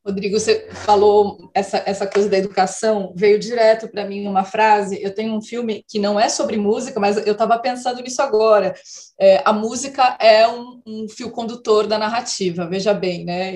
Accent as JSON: {"language": "Portuguese", "town": "Casa Branca", "region": "São Paulo", "country": "Brazil", "moved": "yes", "said": "como eu morava no interior, a Gazeta não chegava, né? Então, quando eu saí de Casa Branca e fui para São Paulo"}